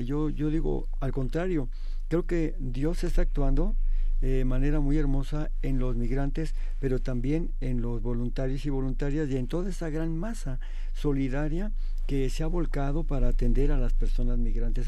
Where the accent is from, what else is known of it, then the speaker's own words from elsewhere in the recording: Mexico; como mexicanos